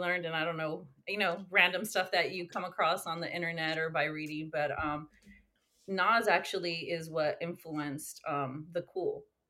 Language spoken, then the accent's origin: English; California, United States; I grew up in Northern California, but on the coast, close to Santa Cruz.